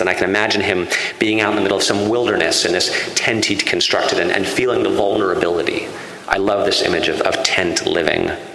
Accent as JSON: {"language": "English", "region": "Connecticut", "country": "United States", "said": "I come from Connecticut, which was settled by Puritans"}